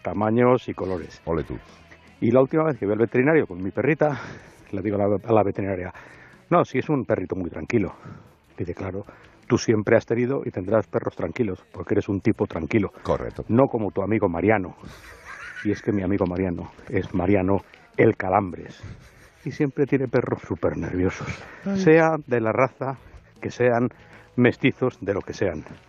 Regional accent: Segovia, Castile and León, Spain; soy de Segovia y soy del año 64

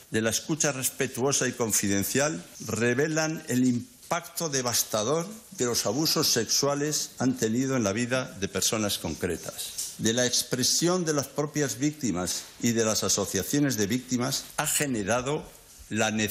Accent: Spain; Somos los españoles los dueños de las empresas españolas.

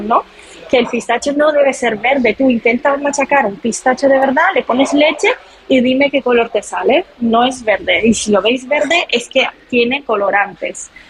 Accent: Palermo, Sicily, Italy; accent: Italian; Spanish is a second language; moved away as an adult; now in Madrid, Spain; yo también quizás se nota por mi acento. Eh, soy italiana, soy de Sicilia

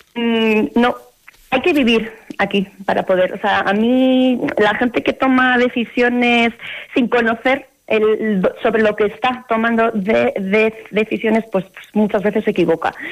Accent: Basque Country, Spain; moved away as an adult; now in Montaña Palentina, Spain; yo procedo del País Vasco

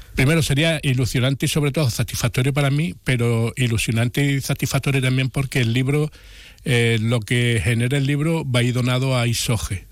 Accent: Jerez de la Frontera, Andalusia, Spain; nuestra ciudad

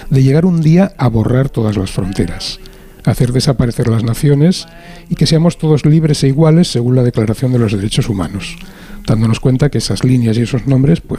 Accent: Catalonia, Spain; como bilingüe, como catalán y castellano, tengo un montón de coletillas que son en el fondo catalanadas, que son expresiones catalanas traducidas al castellano

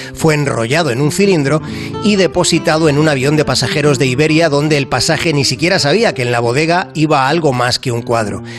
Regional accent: Spain; now in France

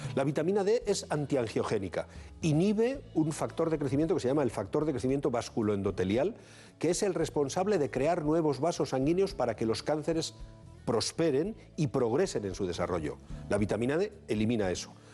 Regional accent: Bilbao, Basque Country, Spain; los de Bilbao tenemos una, característica diferenciadora

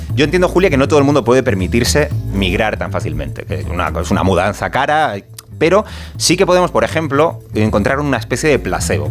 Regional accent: Canary Islands, Spain; moved away; yo soy canario

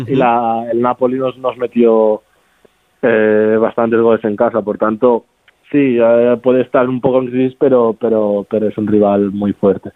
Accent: Barcelona, Catalonia, Spain; moved away as an adult; now in Italy; nací allí en Barcelona, vivo, bueno, vivía, ahora ya estoy viviendo aquí en Italia

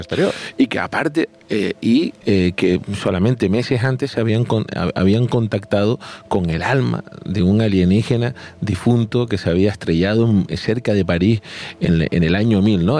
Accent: La Gomera, Canary Islands, Spain

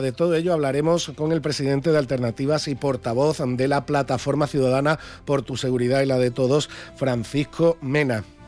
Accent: Andalusia, Spain; somos andaluces

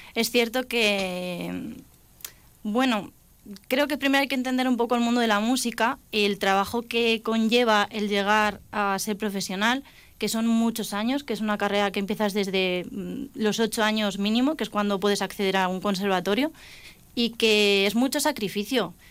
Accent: Alcázar de San Juan, Castilla-La Mancha, Spain; la banda de mi pueblo, que yo soy de Alcázar de San Juan

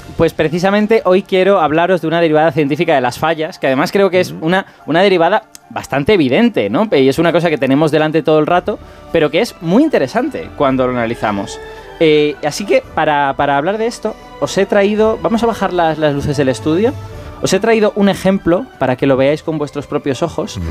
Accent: Castellón de la Plana, Valencian Community, Spain; yo soy castellonense de, nacimiento

